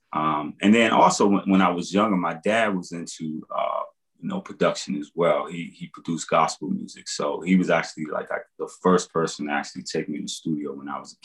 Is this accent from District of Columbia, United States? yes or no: yes; Washington, District of Columbia, United States; I grew up in Southeast and Potomac Gardens